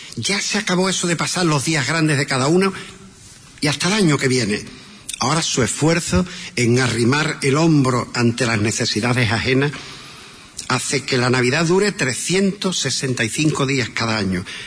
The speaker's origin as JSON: {"language": "Spanish", "town": "Huelva", "region": "Andalusia", "country": "Spain", "tie": "born or raised there", "said": "En la calle Verdigón nací, en la Vega Larga me crié"}